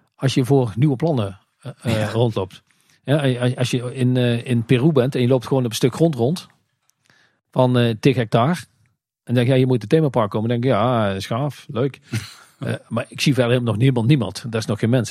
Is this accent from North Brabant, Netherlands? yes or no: yes; North Brabant, Netherlands; wij zijn natuurlijk heel slim als Brabanders